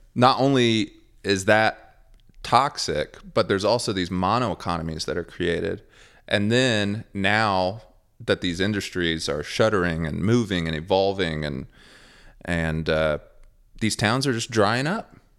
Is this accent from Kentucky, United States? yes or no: yes; Ashland, Kentucky, United States; now in Nashville, United States; Ashland, Kentucky where I was born. Very, very, very small town. I'm actually from Flatwoods, Russell, which is a very small neighborhood in Ashland.